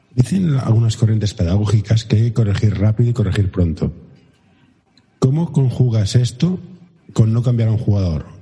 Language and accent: Spanish; Barcelona, Catalonia, Spain; yo soy de Barcelona